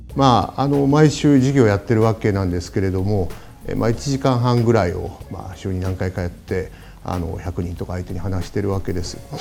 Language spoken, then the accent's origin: Japanese; Beppu, Oita, Japan; moved away; 私のあの故郷の大分県の別府市